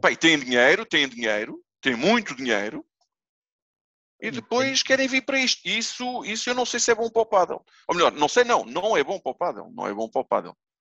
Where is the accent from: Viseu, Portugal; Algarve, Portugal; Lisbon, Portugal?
Lisbon, Portugal; Almada; como eu fui criado lá. Eu sou da Almada, ali do Feijó